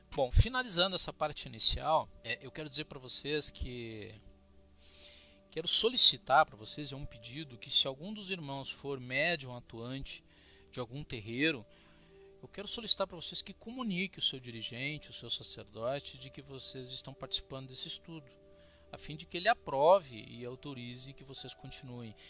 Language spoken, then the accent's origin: Portuguese; Cruz Alta, Rio Grande do Sul, Brazil; Sou de Cruz Alta, sou gaúcho